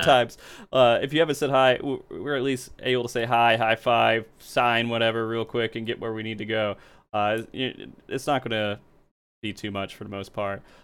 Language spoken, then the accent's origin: English; the South, United States; moved away; I grew up in the South